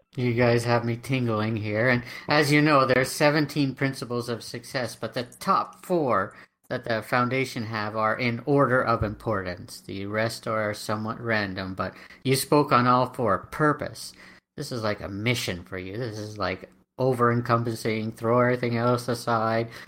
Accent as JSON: {"language": "English", "country": "Canada", "said": "I'm Canadian"}